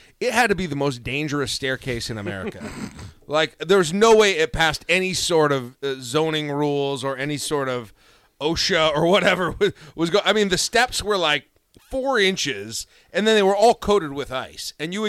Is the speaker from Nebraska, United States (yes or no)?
yes; Lincoln, Nebraska, United States; also born or lived in South Dakota; I we moved here, in what 1980. I moved here in 1986. We lived. I was born in South Dakota.